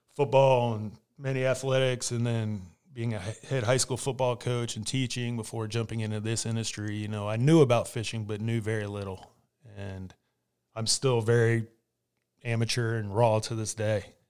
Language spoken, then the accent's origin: English; Winter Park, Florida, United States; him and my mom moved down to, uh, Winter Park, and that's when I was born